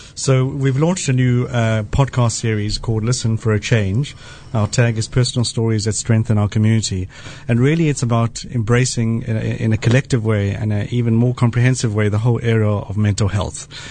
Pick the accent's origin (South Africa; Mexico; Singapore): South Africa; moved away; I grew up in South Africa